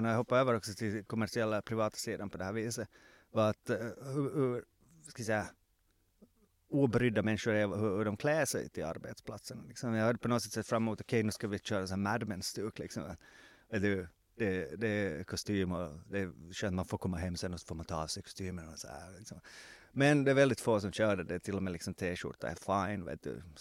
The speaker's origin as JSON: {"language": "Swedish", "town": "Jakobstad", "region": "Ostrobothnia", "country": "Finland", "tie": "born there", "said": "vilket betyder att det i mitt pass står att jag är född i Jakobstad."}